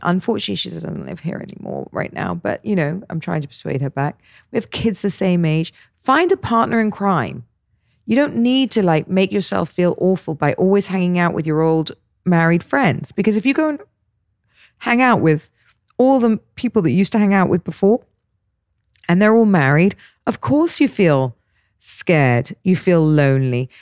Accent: Dorset, South West England, United Kingdom; now in Dubai, United Arab Emirates; I grew up in Dorset, so I know it very well

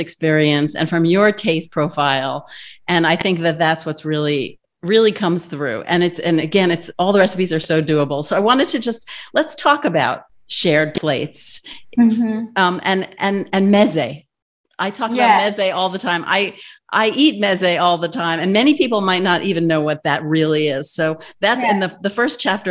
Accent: New York, United States; I'm a New Yorker, and so I grew up eating from all over

